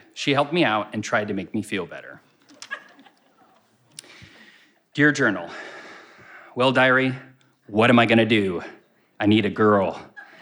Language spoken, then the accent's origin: English; United States; I'm foreign and from America